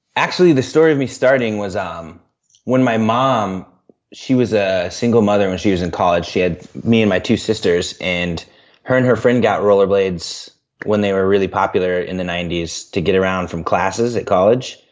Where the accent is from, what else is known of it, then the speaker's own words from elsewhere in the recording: Central Illinois, United States; moved away as an adult; also born or lived in Central Iowa; now in Des Moines, United States; I grew up in Central Illinois, and then I lived in Central Iowa for six years